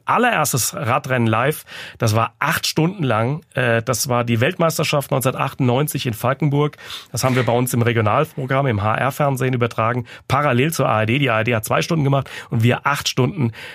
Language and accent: German; Frankfurt, Hesse, Germany; bei uns in Frankfurt, ich bin ja Frankfurter und der 1. Mai ist mein Heimrennen